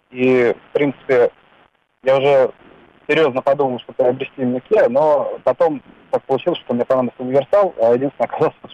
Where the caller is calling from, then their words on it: Moscow, Russia; Здравствуйте, я из Москвы.